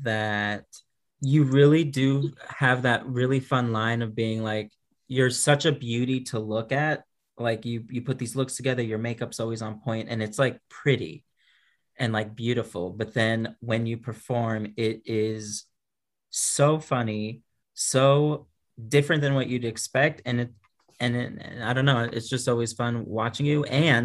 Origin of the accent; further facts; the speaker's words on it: Houston, Texas, United States; moved away as an adult; also born or lived in Florida; now in Arkansas, United States; Originally, I am from Houston, Texas. That's where I was born and raised. I'm a Texas person. And then moved to Florida for a moment, moved back to Texas for a moment, and now I've been here in Arkansas for the last, like, 6 years.